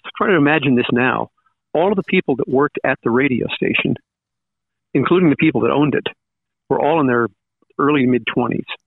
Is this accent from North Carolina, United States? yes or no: no; Long Island, New York, United States; moved away as an adult; also born or lived in Cortland, New York / Syracuse, New York; I grew up in Long Island